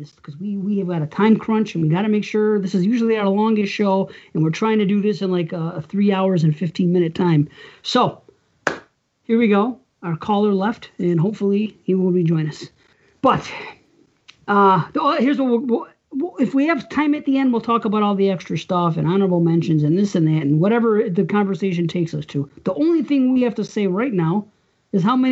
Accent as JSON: {"language": "English", "town": "Buffalo", "region": "New York", "country": "United States", "said": "I'm from Buffalo"}